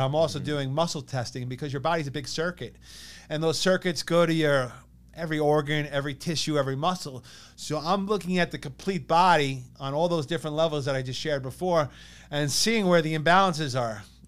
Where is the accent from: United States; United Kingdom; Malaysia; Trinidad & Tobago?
United States; East Meadow, New York; growing up in East Meadow. But like my mom grew up in East Meadow, her parents grew up in East Meadow